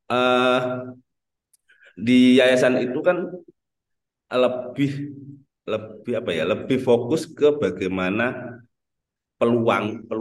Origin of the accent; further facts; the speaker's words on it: Trenggalek, East Java, Indonesia; born there; asli uh, lahir di Trenggalek, sekarang domisili juga di Trenggalek.